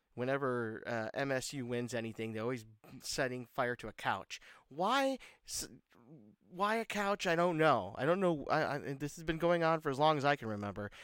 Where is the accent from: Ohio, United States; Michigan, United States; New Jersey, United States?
Michigan, United States; Detroit; I was born in Detroit, and uh, I've li- you know lived in Detroit. I, I live just outside of Detroit now